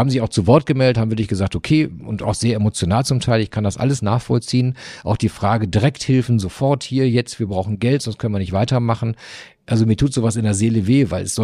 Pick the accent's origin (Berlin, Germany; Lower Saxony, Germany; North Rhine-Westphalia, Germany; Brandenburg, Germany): North Rhine-Westphalia, Germany; now in Flensburg, Germany; Aber Fußball, ich bin ja ein Kind des Ruhrgebiets, ist natürlich dort die Nummer eins. Hier ist Handball die Nummer eins